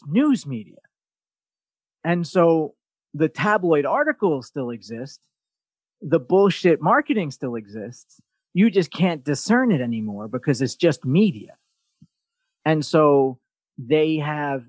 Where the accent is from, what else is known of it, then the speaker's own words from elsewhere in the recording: New York, United States; as a New Yorker